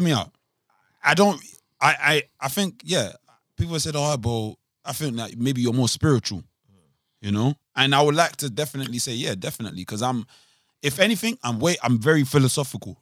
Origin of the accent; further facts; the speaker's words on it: Nigeria; I'm Nigerian